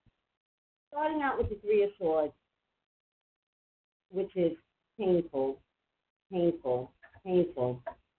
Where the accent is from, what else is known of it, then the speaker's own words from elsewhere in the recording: New York City, New York, United States; I'm from Staten Island.